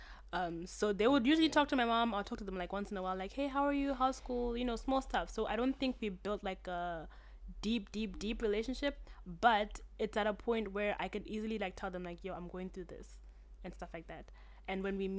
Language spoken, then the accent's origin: English; Zimbabwe; accent: British; now in China; I grew up in Zim with my mom for the most of the part of where I was growing up